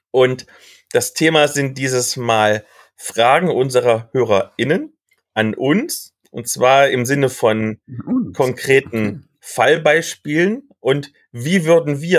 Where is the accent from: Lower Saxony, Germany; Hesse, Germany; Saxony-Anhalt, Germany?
Saxony-Anhalt, Germany; ich komme ja aus dem Kreis Mansfeld-Südharz, der ja quasi an Halle angrenzt.